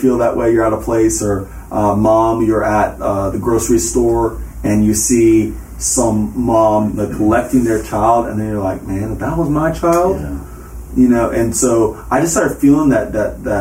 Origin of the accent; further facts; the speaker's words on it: the South, United States; also born or lived in Hilton Head Island, South Carolina / Charlotte, North Carolina / Spartanburg, South Carolina; I grew up in the South